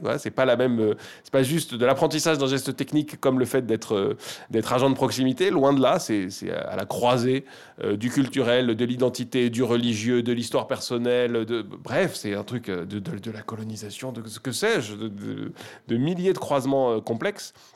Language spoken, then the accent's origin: French; Paris, Île-de-France, France; je, suis né de parents libanais. donc, pour le dire très vulgairement, mon sang est 100% libanais, mais je suis né à Paris, j'ai grandi en France.